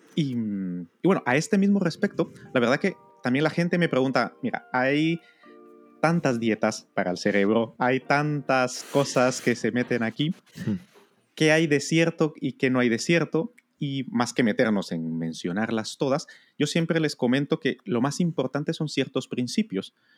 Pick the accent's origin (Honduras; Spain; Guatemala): Guatemala; yo crecí en Guatemala